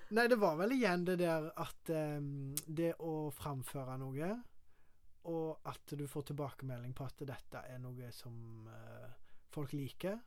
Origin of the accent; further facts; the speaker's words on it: Karmøy, Rogaland, Norway; Jeg er fra Karmøy